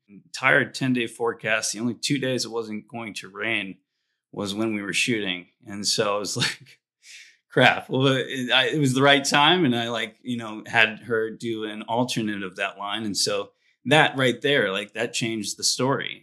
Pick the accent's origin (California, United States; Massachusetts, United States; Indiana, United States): Indiana, United States; I grew up in Indiana